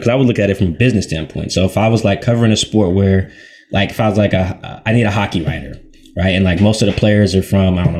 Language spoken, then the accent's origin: English; Seattle, Washington, United States; I'm from Seattle